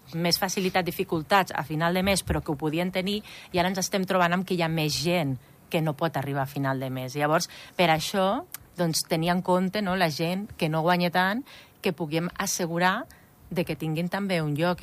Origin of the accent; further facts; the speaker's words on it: Andorra; moved away; jo soc d'Andorra, però vaig estar molts anys fora